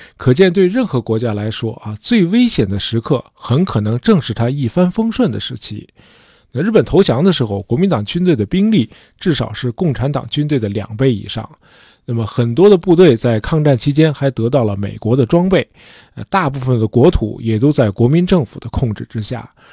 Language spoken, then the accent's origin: Chinese; China; 我们中国人是一个非常注重深厚评价的民族